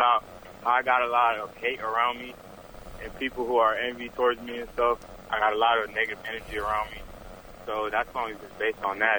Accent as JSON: {"language": "English", "town": "Kissimmee", "region": "Florida", "country": "United States", "said": "I'm from Kissimmee, Florida."}